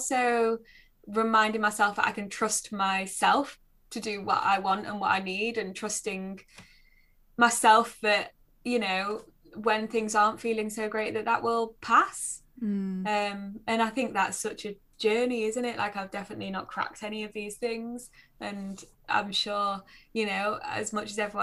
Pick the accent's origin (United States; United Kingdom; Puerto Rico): United Kingdom; Nottinghamshire, East Midlands; now in North East England, United Kingdom; I grew up in Nottinghamshire, so we were kind of as far away from the sea as you could